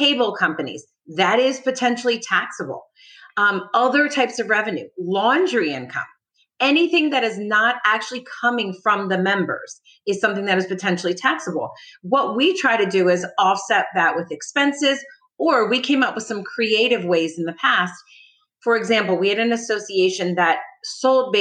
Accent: New Jersey, United States; moved away as an adult; now in Palm Beach County, United States; I'm originally from New Jersey. I moved down

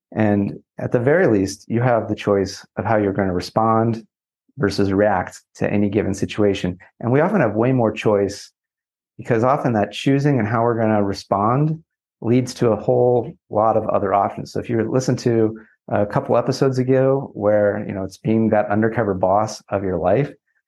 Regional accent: California, United States; So I grew up in Southern California, and I believe there, for whatever reason, most people can tell I'm from Southern California because I drive with purpose

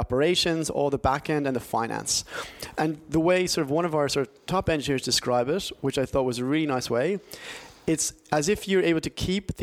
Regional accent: Ireland; moved away as an adult; now in London, United Kingdom; born and bred in Ireland. I was there until I was about sort of 21, 22. And then I came across here and did a master's degree and been in London for about sort of 12 years now.

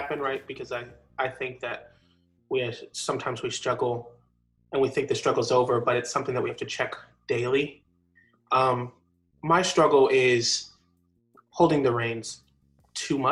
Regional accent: New York, United States; also born or lived in Connecticut; now in Jacksonville, United States; Originally, I was born in Connecticut, but I was raised in New York

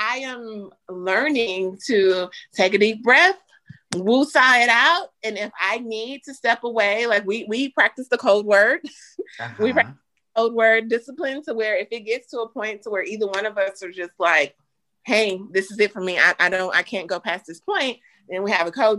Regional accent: Louisiana, United States; now in Dallas, United States; both of us grew up in Southern households, because he's from Texas and I'm from Louisiana

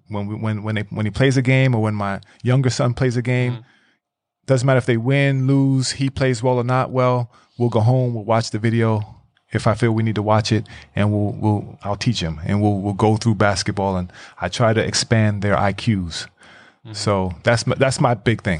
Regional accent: New York City, New York, United States; moved away as an adult; now in Iceland; growing up in New York

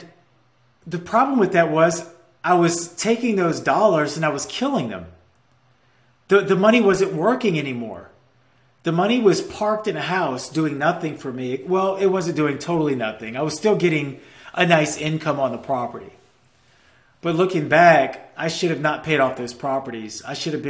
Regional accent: Louisiana, United States; moved away; my hometown in Louisiana

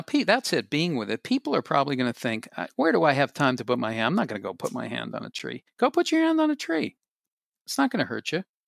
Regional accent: Boston, Massachusetts, United States; I grew up in Boston, and I grew up in the middle floor of a three-decker apartment building

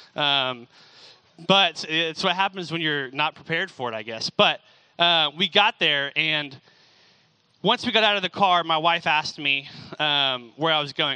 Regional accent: Franklin, Tennessee, United States; also born or lived in California; I moved from California to Franklin, Tennessee when I was five and only went back like twice.

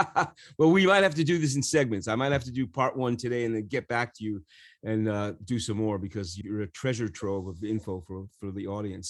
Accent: New York, United States; growing up in New York

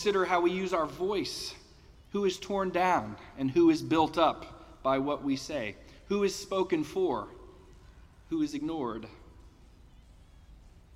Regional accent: Denver, Colorado, United States; growing up in Denver

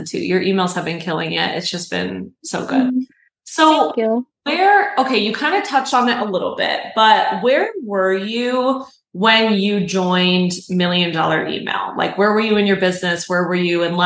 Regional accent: New York, United States; I'm a New Yorker

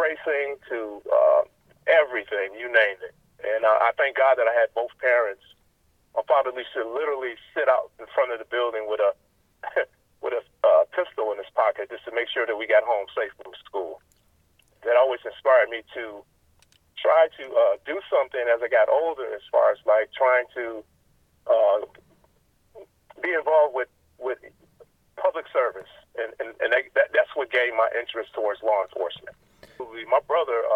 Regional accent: Chicago, Illinois, United States; Born and raised in Chicago in the Cabrini-Green housing project area

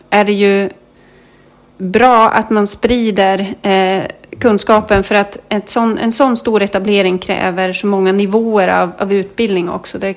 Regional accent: Kalix, Norrbotten County, Sweden; now in Nyköping, Sweden; jag berättar ju gärna att jag kommer från Kalix

